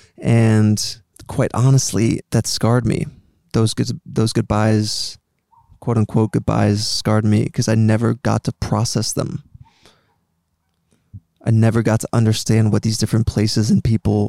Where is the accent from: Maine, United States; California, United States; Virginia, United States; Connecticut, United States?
Connecticut, United States; Greenwich; also born or lived in Paris, France / Montreal, Canada / New York; when I was 7 years old, my family and I moved from Paris, France to Greenwich, Connecticut in the US